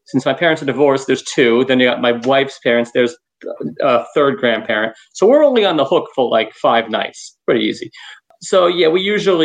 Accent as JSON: {"language": "English", "region": "New York", "country": "United States", "tie": "born or raised there", "said": "growing up in New York"}